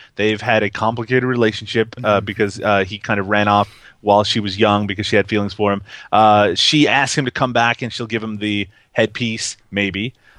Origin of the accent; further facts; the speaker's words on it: Canada; I'm Canadian